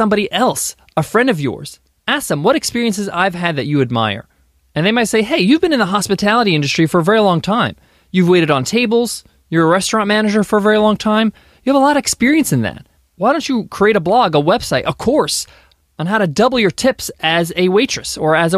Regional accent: United States; My parents immigrated from Egypt to America, and I was born here in the States.

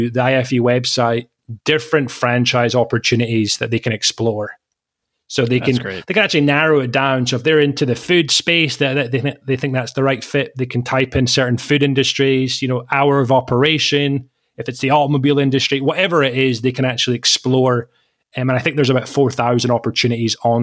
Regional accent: Scotland, United Kingdom; moved away as an adult; I studied in Scotland, where I grew up for 25 years, born and raised in Scotland

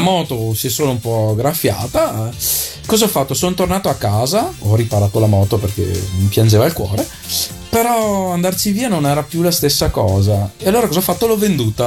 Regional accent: Arcugnano, Veneto, Italy; il paesino si chiama Arcugnano sì. E eh, la frazione dove sono cresciuto io si chiama Torri di Arcugnano.

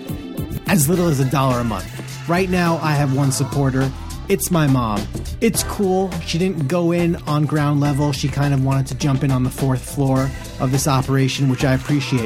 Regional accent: Great Neck, New York, United States; I'm Great Neck

